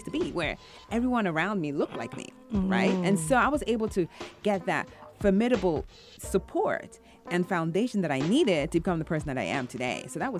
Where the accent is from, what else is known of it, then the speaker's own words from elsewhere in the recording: England, United Kingdom; accent: English African accent; moved away as an adult; also born or lived in Nigeria; now in United States; So so I grew up in England, went to Nigeria for middle and high school. And then moved back to England for college. And after college, I graduated and moved to the States for work. And I've been here ever since.